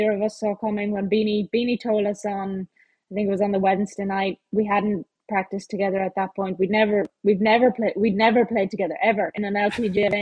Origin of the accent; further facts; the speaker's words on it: Ireland; me being Irish